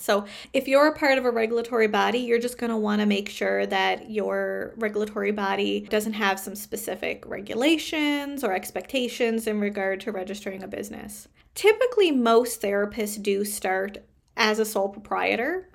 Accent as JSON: {"language": "English", "country": "Canada", "said": "I am a Canadian social worker"}